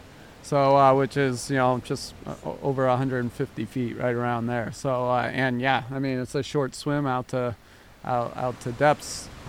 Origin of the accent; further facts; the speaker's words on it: Orange County, California, United States; moved away as an adult; now in Oahu, United States; For me, because I'm not born and raised, in Hawaii. I'm actually from, Orange County, California.